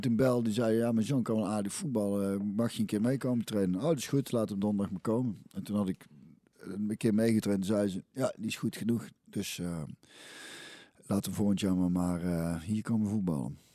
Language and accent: Dutch; 's-Hertogenbosch, North Brabant, Netherlands; also born or lived in Goirle; ik ben eigenlijk opgegroeid in Hintem, ja, wat nou dus een Bos is